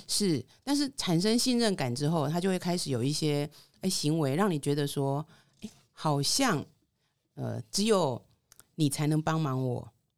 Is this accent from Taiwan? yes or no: yes; Taichung, Taiwan; 我的故乡台中